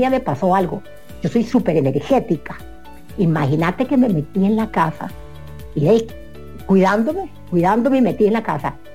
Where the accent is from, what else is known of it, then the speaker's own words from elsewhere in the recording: Costa Rica; se, enteran que, que, vos sos costarricense y entonces ellos, el mismo sistema pone a la gente costarricense a verde